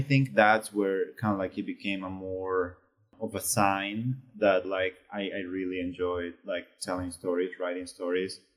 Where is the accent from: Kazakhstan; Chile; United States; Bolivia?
Bolivia; moved away; I was from Bolivia